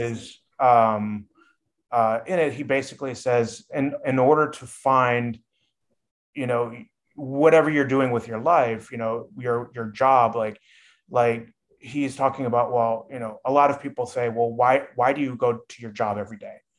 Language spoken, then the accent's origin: English; Midwest, United States; moved away; also born or lived in California; I was raised in the Midwest and sort of that Midwestern mentality